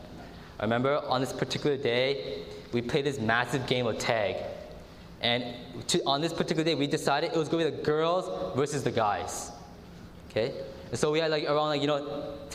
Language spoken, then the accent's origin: English; Canada; us as Canadian Adventists